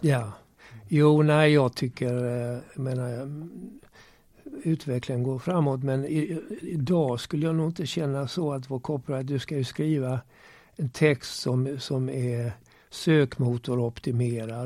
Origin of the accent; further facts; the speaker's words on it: Malmö, Skåne, Sweden; accent: Scanian; also born or lived in Turku, Finland / Gävle / Gothenburg / Lund; Jag är född i Åbo i Finland. Eh, eh, men jag var bara ett år när vi flyttade till Sverige. Gävle, sen Göteborg och sen Malmö